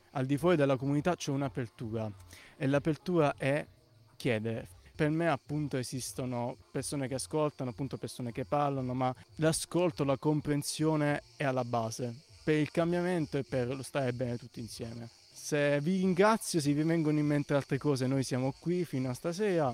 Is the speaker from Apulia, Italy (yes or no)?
yes; Ostuni, Apulia, Italy; io sono ostunese, perciò parliamo la stessa lingua